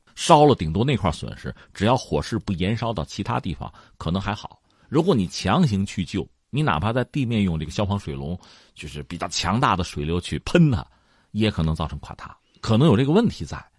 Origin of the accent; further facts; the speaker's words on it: China; 我们中国人